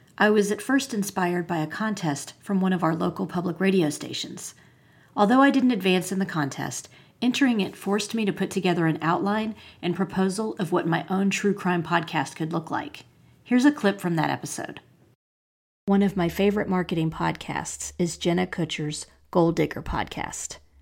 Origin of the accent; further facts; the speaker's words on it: Asheville, North Carolina, United States; my hometown of Asheville, North Carolina